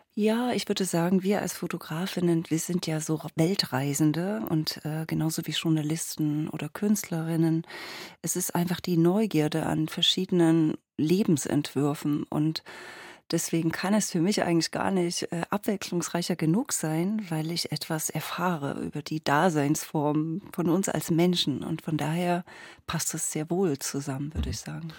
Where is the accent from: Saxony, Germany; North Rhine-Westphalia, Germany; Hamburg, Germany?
Saxony, Germany; Dresden area; ich komme ja aus dem Raum Dresden